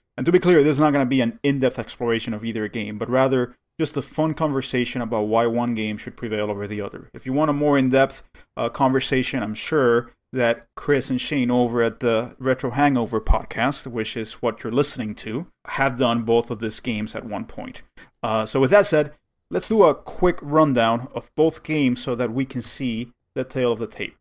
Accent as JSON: {"language": "English", "country": "Cuba", "tie": "born or raised there", "moved": "yes", "said": "I grew up in Cuba"}